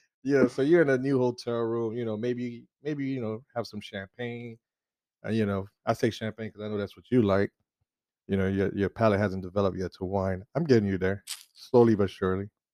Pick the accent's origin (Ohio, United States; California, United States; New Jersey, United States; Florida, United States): Florida, United States; South; I'm already from South Florida